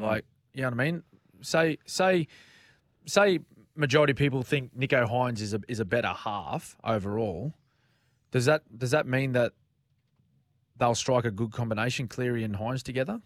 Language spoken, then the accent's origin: English; Queensland, Australia; speaking as a Queenslander